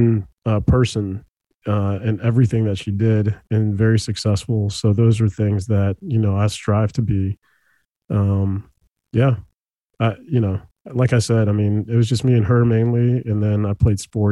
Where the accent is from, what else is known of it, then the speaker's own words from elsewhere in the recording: El Salvador; now in Herndon, United States; I was born in El Salvador